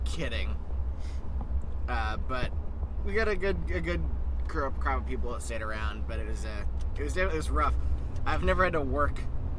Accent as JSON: {"language": "English", "region": "New England", "country": "United States", "said": "I'm from New England."}